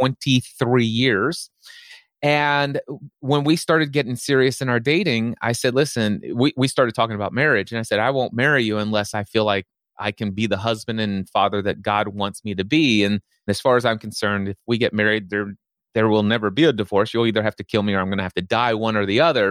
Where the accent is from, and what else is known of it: Northern Kentucky, United States; born or raised there